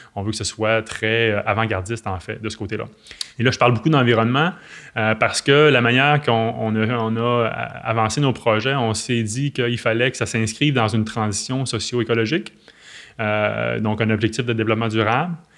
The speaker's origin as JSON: {"language": "French", "town": "L'Anse-Saint-Jean", "region": "Quebec", "country": "Canada", "tie": "born or raised there", "lives_now": "Petit-Saguenay, Canada", "said": "je ne suis pas natif de Petit-Saguenay, je suis né à Lens-Saint-Jean, qui est le village voisin"}